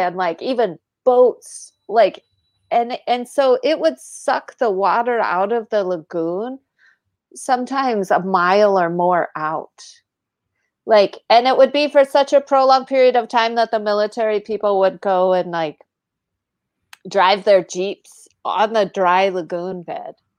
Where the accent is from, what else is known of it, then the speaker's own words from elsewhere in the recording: United States; as an American